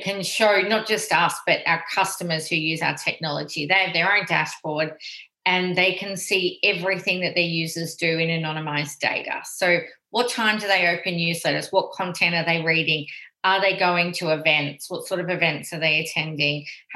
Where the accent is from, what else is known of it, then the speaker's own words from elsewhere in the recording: Australia; accent: Australian; moved away as an adult; now in London, United Kingdom; my accent probably gives it away that we're actually founded in Australia